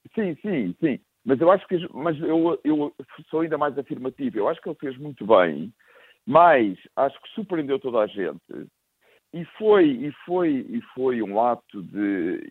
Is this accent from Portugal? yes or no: yes; Lisbon, Portugal; como eu sou de Lisboa, portanto tenho imensos amigos benfiquistas